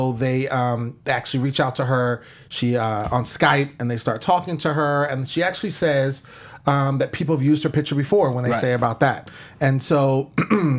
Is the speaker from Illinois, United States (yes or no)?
no; Sacramento, California, United States; now in Los Angeles, United States; born and raised in Sacramento, California